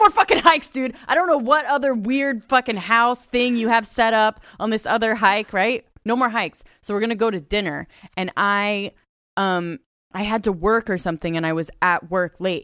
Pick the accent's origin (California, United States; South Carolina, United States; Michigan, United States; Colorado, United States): California, United States; Ojai; I grew up in Ojai, California